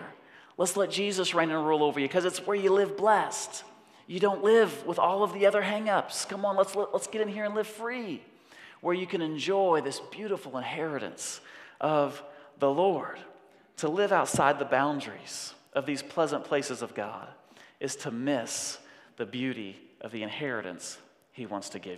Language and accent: English; United States